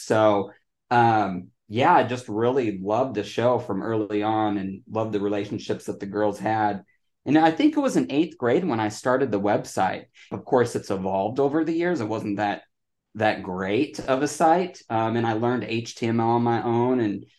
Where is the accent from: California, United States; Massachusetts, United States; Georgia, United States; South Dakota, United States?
South Dakota, United States; Mitchell; now in Dallas, United States; Mitchell, South Dakota. It's the home of the world's only corn palace.